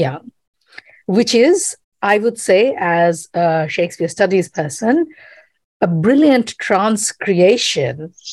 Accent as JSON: {"language": "English", "town": "Kolkata", "region": "West Bengal", "country": "India", "tie": "born or raised there", "moved": "yes", "lives_now": "United States", "said": "I grew up in Calcutta"}